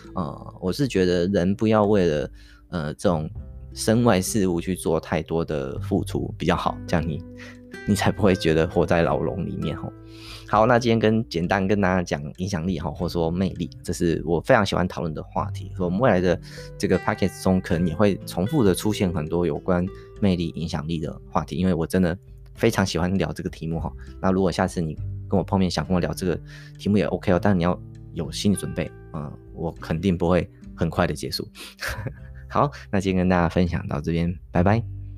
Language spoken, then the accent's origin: Chinese; Taiwan; 我们台湾人